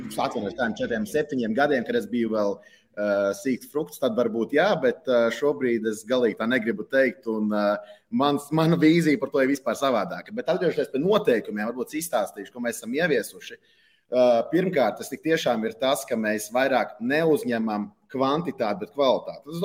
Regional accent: Riga, Latvia; Es īstenībā esmu dzimis Rīgā un Pārdagovā. Tā kā saknes man ir Pārdagova, īstenībā tur ļoti tuvu arī Arkādijas stadionam

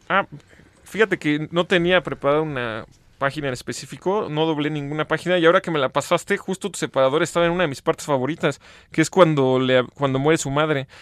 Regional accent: Mexico; tenemos como mexicanos

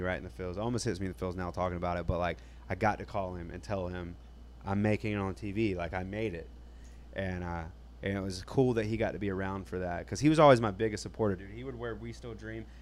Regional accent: South Georgia, United States; accent: southern twang; I'm from South Georgia.

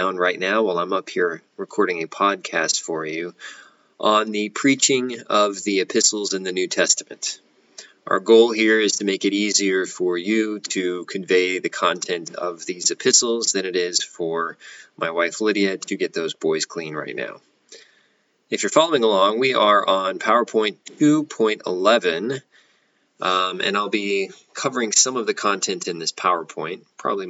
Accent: United States; American Christians in the 21st century

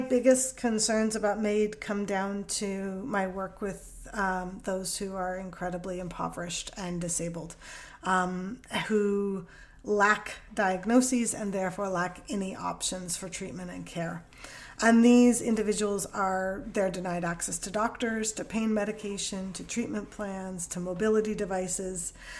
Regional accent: Canada; first language English; You know, English is my first language. My accent sounds like I don't have an accent in Canada.

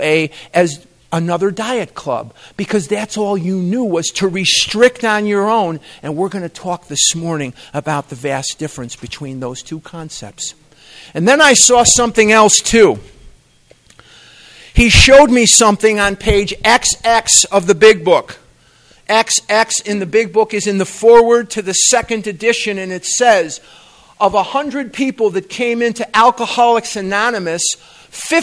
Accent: Chicago, Illinois, United States; moved away as an adult; also born or lived in Eugene, Oregon; now in Scottsdale, United States; I'm born and raised in Chicago

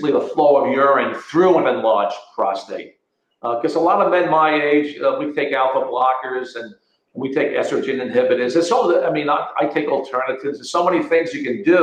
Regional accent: Connecticut, United States; moved away as an adult; now in Florida, United States; I'm speaking from Florida now and not from my, you know, state of Connecticut, is that I lived in the Connecticut Valley

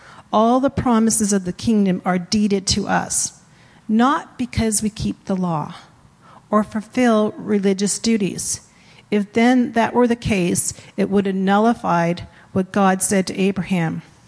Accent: East Coast, United States; born there; I was born on the East Coast, I know you can't tell.

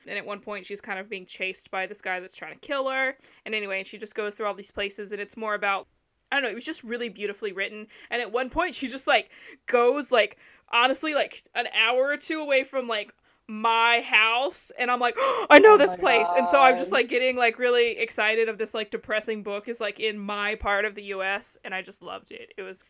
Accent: Southern United States, United States; I also like The Walking Dead because I'm from the South, and they're set in Atlanta, which is not near where I'm from

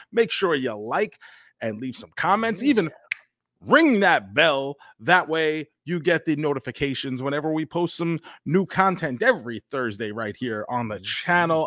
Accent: New York, United States; when we grew up in New York

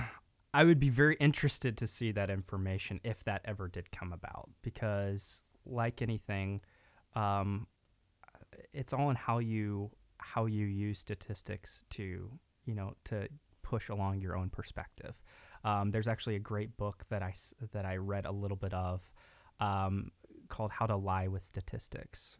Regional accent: Texas, United States; also born or lived in Dallas; grew up part of my, uh, part of my life in East Texas, part in West Texas, and then kinda the rest of my life in Dallas, Fort Worth area

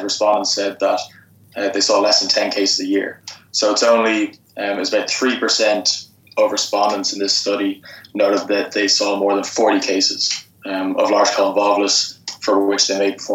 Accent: Dublin, Leinster, Ireland; moved away as an adult; also born or lived in Lexington, Kentucky / University of Georgia; now in United States; I'm from Dublin in Ireland.

